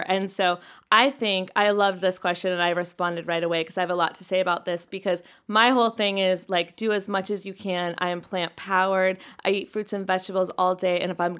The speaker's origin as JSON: {"language": "English", "region": "North Carolina", "country": "United States", "tie": "born or raised there", "said": "We did this too, growing up in North Carolina."}